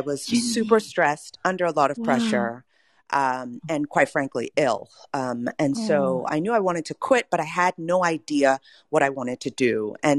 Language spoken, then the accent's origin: English; Cambridge, Massachusetts, United States; also born or lived in Nigeria; I'm a first-generation American born to Nigerian parents some 40-some-odd years ago. I was born in Cambridge, Massachusetts, grew up there for the first 10 years of my life, and then moved to Nigeria to go to middle school and high school